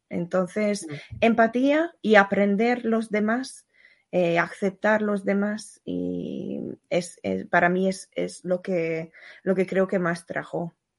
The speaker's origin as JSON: {"language": "Spanish", "country": "Hungary", "moved": "yes", "said": "vengo de Hungría"}